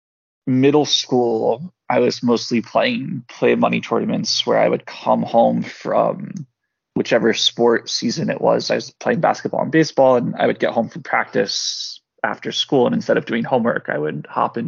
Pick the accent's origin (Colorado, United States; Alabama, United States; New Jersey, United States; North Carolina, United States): New Jersey, United States; Princeton; I grew up in Princeton, which is central New Jersey